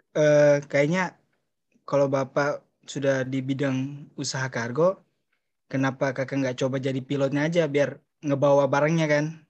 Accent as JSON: {"language": "Indonesian", "region": "Papua", "country": "Indonesia", "said": "dari Papua"}